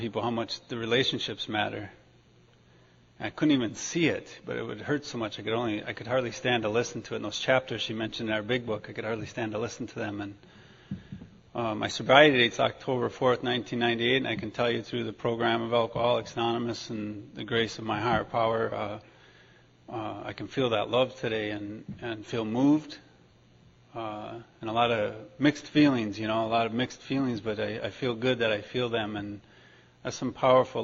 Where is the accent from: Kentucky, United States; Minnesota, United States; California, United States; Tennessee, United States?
Minnesota, United States; accent: Minnesotan English; moved away as an adult; now in New York, United States; I grew up in Minnesota, I got sober in Minnesota.